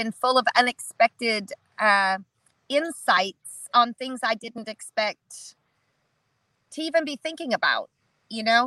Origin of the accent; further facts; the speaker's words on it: Alaska, United States; I grew up off grid in Alaska.